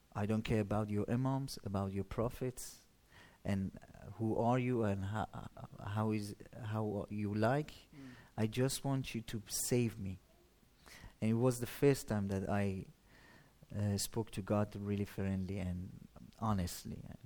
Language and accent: English; Shiraz, Fars, Iran; moved away; I'm from Iran, as you said, a city called uh, Shiraz